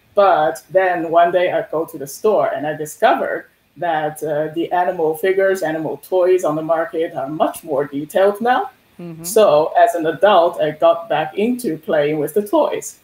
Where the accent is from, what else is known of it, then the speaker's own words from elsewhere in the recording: Shanghai, China; moved away as an adult; now in Halifax, Canada; Originally, I'm from Shanghai in China